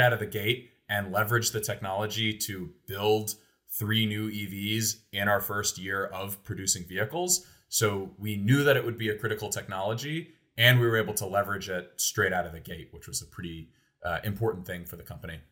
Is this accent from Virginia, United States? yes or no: no; Oldham County, Kentucky, United States; moved away as an adult; my family moved to Kentucky in two thousand four when I was, like, nine years old. So even to this day, when people ask where I'm from, I always say I'm from Kentucky. Uh, specifically, I grew up in Oldham County